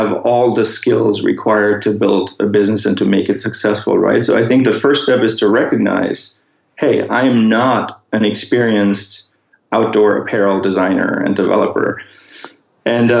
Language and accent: English; Munich, Bavaria, Germany; moved away; I'm originally from Germany. I was born and raised in Munich, close to the Alps.